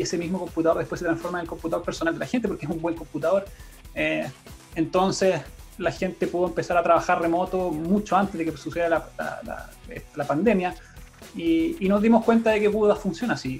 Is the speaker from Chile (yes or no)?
yes; Santiago, Santiago Metropolitan Region, Chile; moved away as an adult; now in Pucón, Chile; nosotros somos originalmente de Santiago mi, con mi esposa